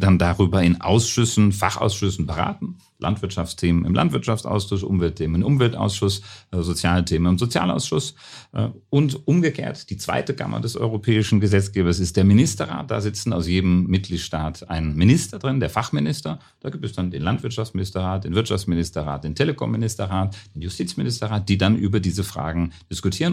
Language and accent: German; Germany; also born or lived in Brussels; now in Vienna, Austria; ich bin ja ein Piefke